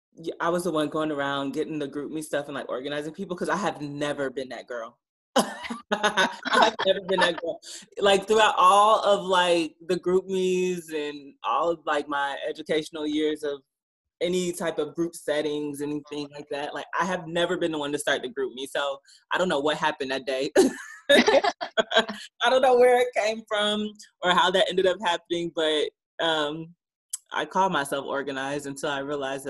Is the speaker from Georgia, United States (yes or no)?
yes; Stone Mountain, Georgia, United States; also born or lived in New Orleans; I am from Stone Mountain, Georgia, which is not too far outside of Atlanta